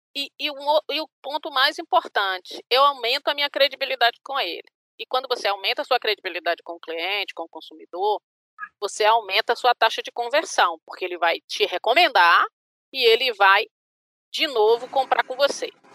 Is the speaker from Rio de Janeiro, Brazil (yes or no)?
no; Bahia, Brazil; eu sou baiana